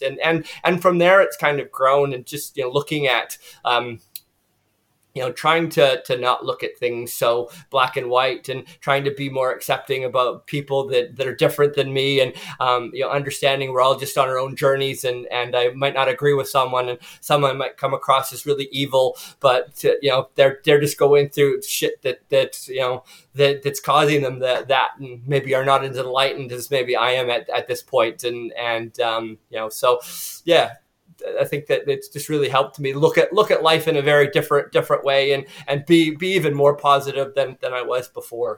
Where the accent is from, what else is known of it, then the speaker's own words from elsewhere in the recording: Canada; also born or lived in United States; now in New Zealand; I'm from Canada, as John said, um, but I lived in the U.S. for you know for you know 15, 16 years